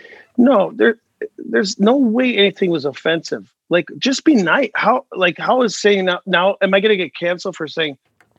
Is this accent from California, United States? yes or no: no; Milwaukee, Wisconsin, United States; because I'm here in Milwaukee, so where I grew up on the South Side